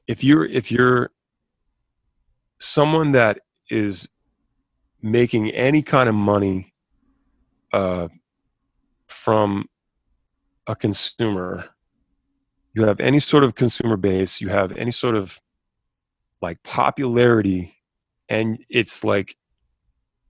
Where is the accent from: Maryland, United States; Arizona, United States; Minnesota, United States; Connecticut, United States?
Maryland, United States; Havre de Grace; I'm a dude from Havity Grace, Maryland